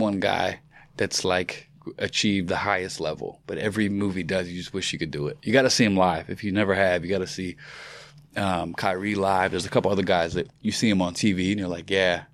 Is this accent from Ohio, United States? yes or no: no; Virginia, United States; I'm from Virginia